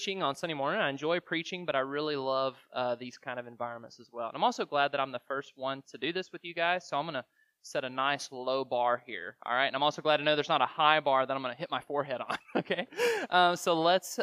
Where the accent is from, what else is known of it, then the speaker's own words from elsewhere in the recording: Greensboro, Alabama, United States; I'm originally from Greensboro, Alabama